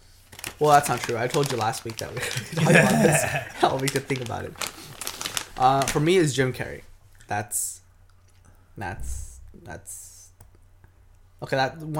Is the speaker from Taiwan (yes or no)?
yes; Taiwan; moved away; We grew up in Taiwan.